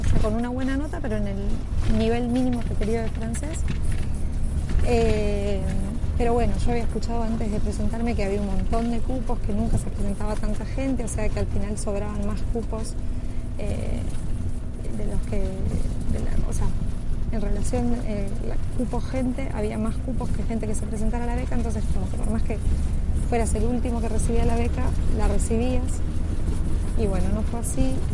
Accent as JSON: {"language": "Spanish", "country": "Argentina", "said": "cómo somos los argentinos."}